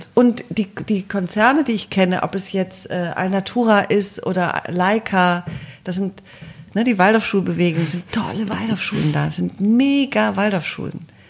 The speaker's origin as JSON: {"language": "German", "town": "Cologne", "region": "North Rhine-Westphalia", "country": "Germany", "tie": "born or raised there", "also_born_or_lived": "Brussels / Paris", "moved": "as an adult", "lives_now": "Berlin, Germany", "said": "Köln als Kölnerin, ich bin ja Kölnerin"}